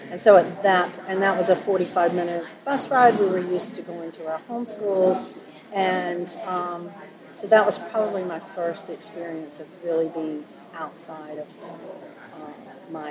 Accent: Charlotte, North Carolina, United States; I was born in Charlotte. So for me, I immediately go to busing and segregation. I was born in 1962. So we grew up in the Charlotte Mecklenburg school system

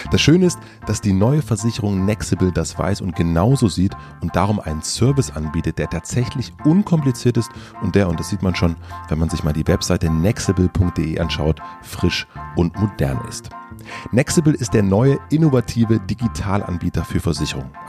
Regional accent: Berlin, Germany; Man verrät als Berliner eigentlich nicht, was so der, der See ist.

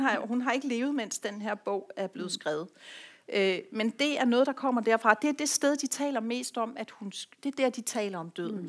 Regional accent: Rødby, Zealand, Denmark; i nogle år en lille forretning i Rødby, hvor jeg kommer fra

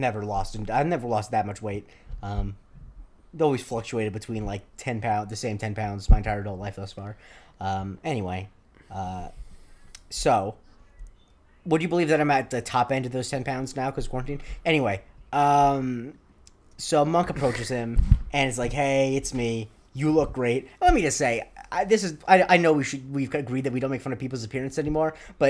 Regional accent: New York, United States; accent: New York; So I kind of just, like, smoothed out the New York parts of my accent, you know?

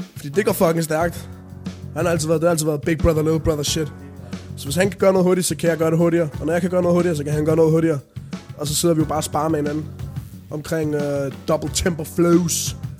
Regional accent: Denmark; man kan godt høre, at jeg var dansk

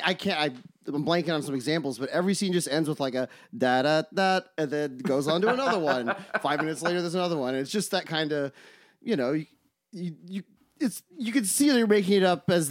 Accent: Oklahoma, United States; we're from Oklahoma. That's like one in the canon.

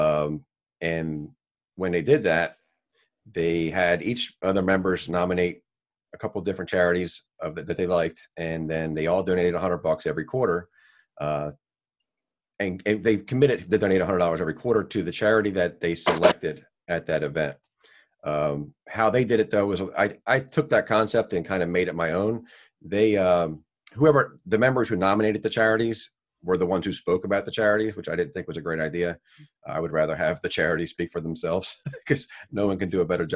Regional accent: Dennis Township, New Jersey, United States; I was born and raised in Dennis Township. I grew up in South Seaville, now reside in South Dennis my entire life

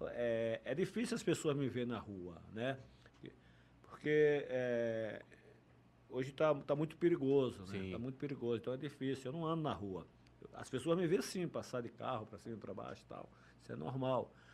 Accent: Feira de Santana, Bahia, Brazil; Não, eu sou baiano. É baiano, nascido sou baiano. O, o, o, Flamengo chegou na minha vida desde, desde pequeno, cara. Eu, quando eu jogava bola no campo do Osso, em Feira de Santana

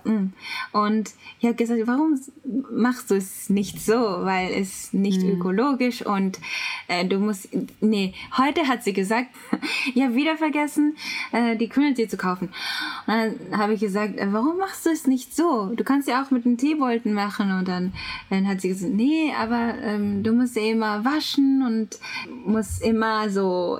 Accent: Japan; German is a second language; ich bin Japanerin

